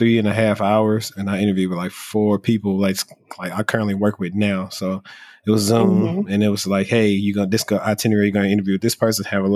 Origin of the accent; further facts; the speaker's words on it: Shreveport, Louisiana, United States; moved away; my hometown, like when the help desk was in, well, I'm from Shreveport, Louisiana.